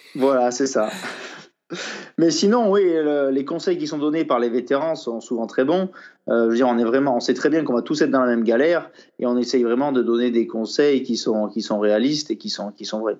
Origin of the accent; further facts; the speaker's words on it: France; je suis français